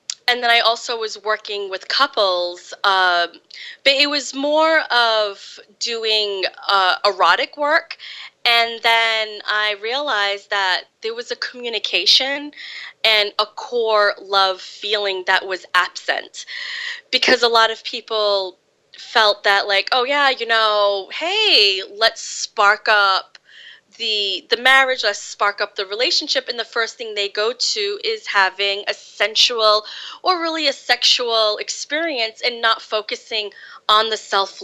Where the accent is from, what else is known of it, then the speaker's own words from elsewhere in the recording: Fall River, Massachusetts, United States; I was born in Fall River, Massachusetts, and I grew up there.